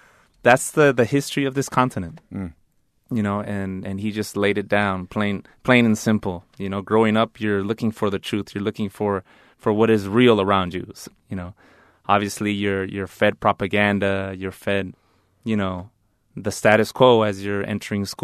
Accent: La Mirada, California, United States; Growing up in La Mirada, I grew up in a suburb, La Mirada

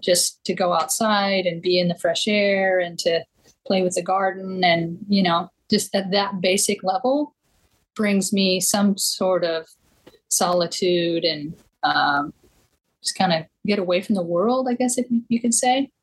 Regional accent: Eastern Washington, United States; moved away; Growing up in Eastern Washington, um, right where the Snake River meets the Columbia River

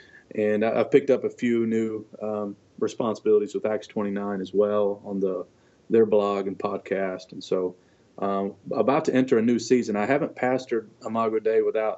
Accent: Kentucky, United States; born or raised there; also born or lived in Detroit, Michigan

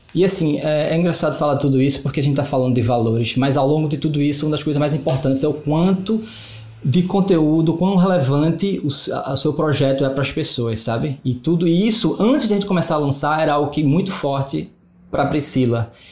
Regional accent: Recife, Pernambuco, Brazil; A gente é de Recife

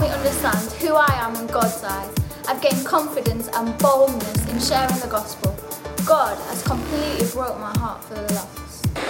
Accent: Braintree, East of England, United Kingdom; I'm 19 and from Braintree, which is in Essex.

